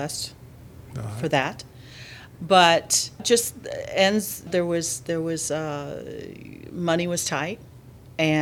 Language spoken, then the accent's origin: English; Decatur, Georgia, United States; also born or lived in Atlanta, Georgia; I was born in Atlanta, but I grew up in Decatur.